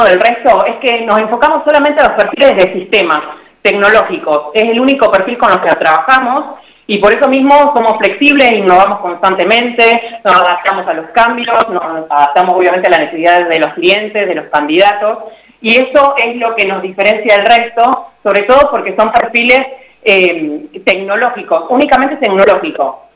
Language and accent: Spanish; San Nicolás de los Arroyos, Buenos Aires Province, Argentina; si bien nací en San Nicolás, estamos trabajando en Rosario, pero para todo el país.